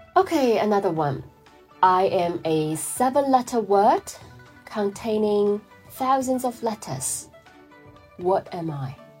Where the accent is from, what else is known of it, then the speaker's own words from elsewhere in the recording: Wuhan, Hubei, China; my family is originally from Shanghai, uh, but I grew up in Wuhan, center